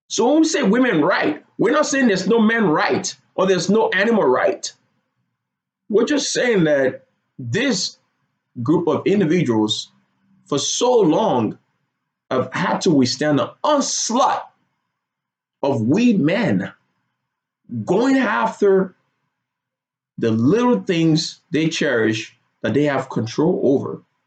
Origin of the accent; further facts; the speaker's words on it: Lagos, Nigeria; moved away as an adult; now in United States; I grew up in Lagos, Nigeria. Moved to the United States when I was 18 years old